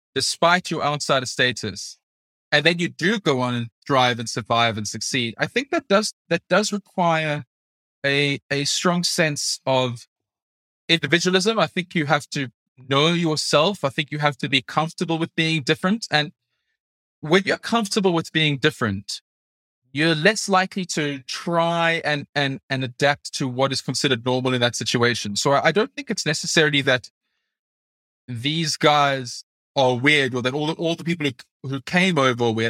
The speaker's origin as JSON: {"language": "English", "country": "South Africa", "tie": "born or raised there", "moved": "as an adult", "lives_now": "United Kingdom", "said": "I'm a South African born journalist living and working in the U K."}